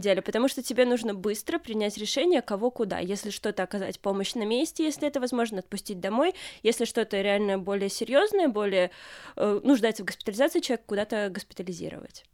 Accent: Minsk, Belarus; also born or lived in Grodno; Сама я вообще из Минска, поехала в Гродно

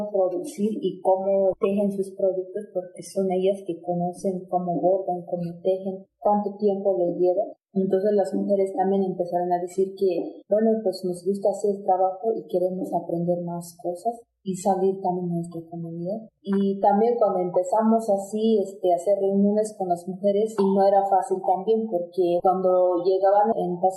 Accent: Tenejapa, Chiapas, Mexico; yo soy de Xixintonic, municipio de Tenejapa

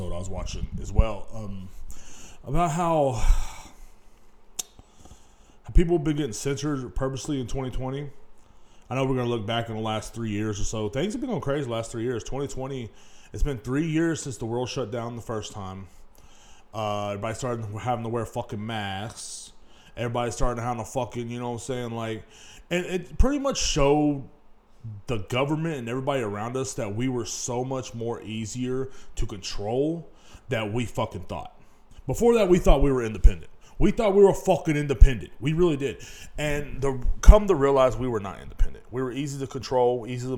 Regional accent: Kingsland, Texas, United States; moved away; back in my hometown of Kingsland, Texas

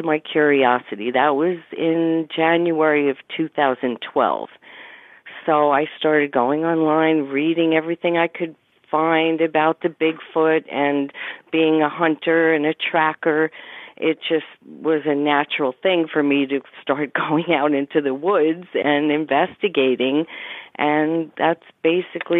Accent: Pine Plains, New York, United States; I grew up in Pine Plains, New York, and at the base of Stissing Mountain

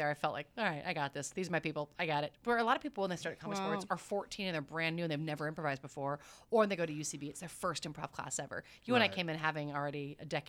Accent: Orlando, Florida, United States; now in Los Angeles, United States; I came from Orlando, Florida, where I grew up entertaining families and real audience

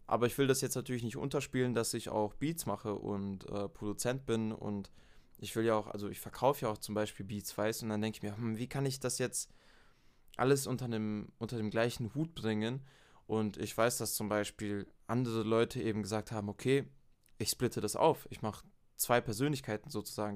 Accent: near Stuttgart, Baden-Württemberg, Germany; now in Munich, Germany; Ich bin ursprünglich in äh, der Nähe von Stuttgart geboren worden und seit zehn Jahren wohne ich jetzt in München, Bayern.

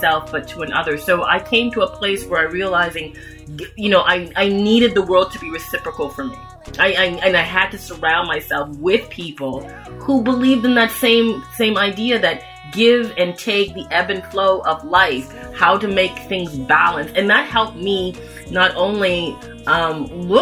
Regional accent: Toronto, Ontario, Canada; I was born and raised in Toronto, Canada

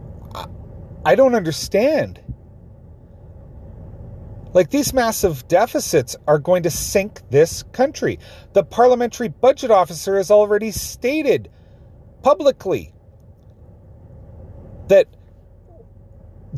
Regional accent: Canada; my fellow Canadians

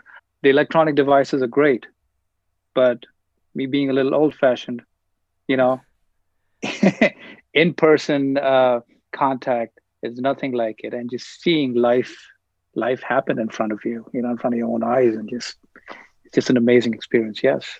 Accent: New Delhi, Delhi, India; now in Queens, United States; So I grew up in New Delhi, India. And then I grew up in Queens, New York.

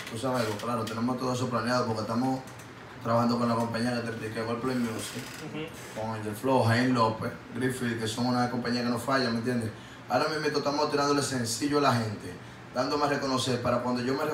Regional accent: Paraguay; Yo no Yo soy paraguayo, te lo van a dar conmigo los dos.

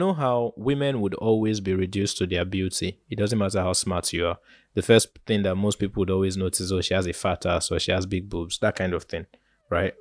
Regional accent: Nigeria; As a Nigerian youth

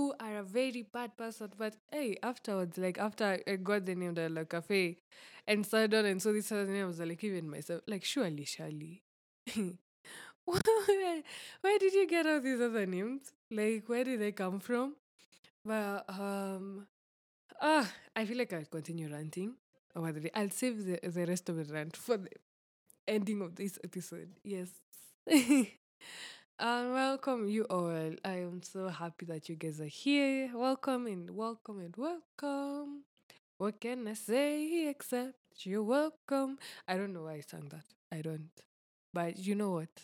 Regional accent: Ngong, Kajiado County, Kenya; I was raised up in Ngong my whole life

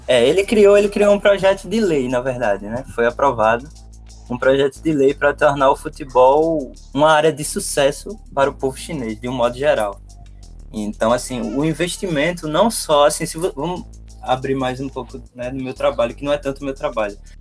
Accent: Recife, Pernambuco, Brazil; eu sou de Recife, eu acho que já deu para notar pelo sotaque. Sou nascido e criado no Recife

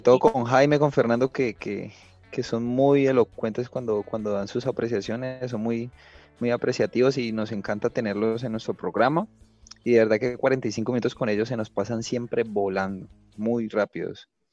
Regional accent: Cali, Valle del Cauca, Colombia; soy caleño y conozco mi ciudad

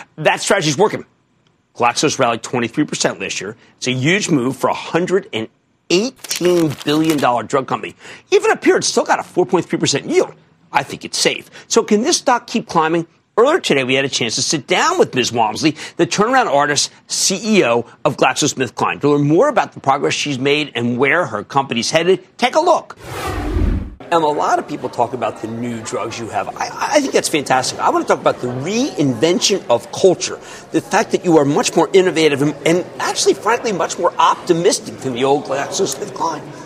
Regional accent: Philadelphia, Pennsylvania, United States; I'm from Philadelphia.

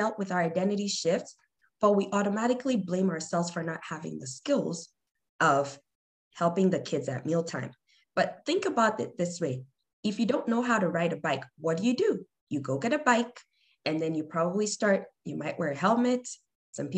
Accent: Nigeria; moved away; I'm originally from Nigeria, a lot of our foods come mixed

